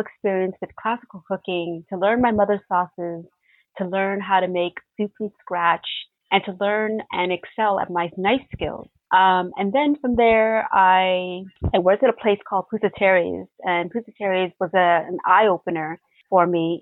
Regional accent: Toronto, Ontario, Canada; I grew up in Regent Park

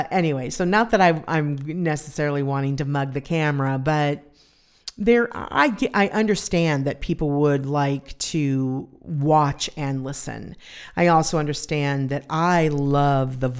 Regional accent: California, United States; I was from California, and they came and did a photo shoot with me.

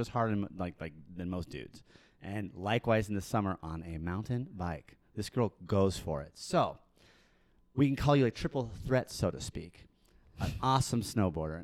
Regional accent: Park City, Utah, United States; I'm from Park City

